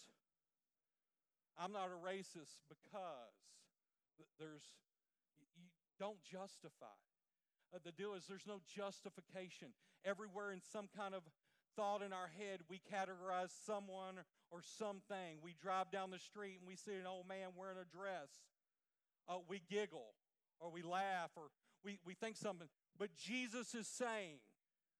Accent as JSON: {"language": "English", "region": "Louisiana", "country": "United States", "said": "I'm from the Louisiana area"}